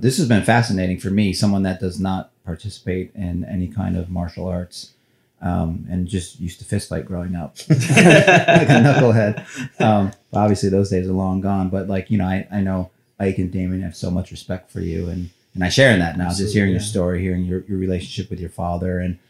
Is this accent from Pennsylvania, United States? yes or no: no; Cleveland, Ohio, United States; those Laker teams, because I grew up in Cleveland. So I was a huge Cavs fan